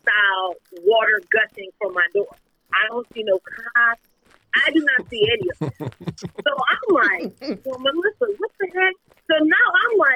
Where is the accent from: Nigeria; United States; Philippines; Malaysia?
Nigeria; I'm Nigerian